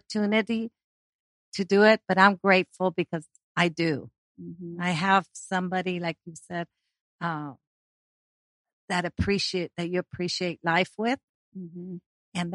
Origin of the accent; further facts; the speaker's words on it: Argentina; moved away; we're from Argentina and we drink something called mate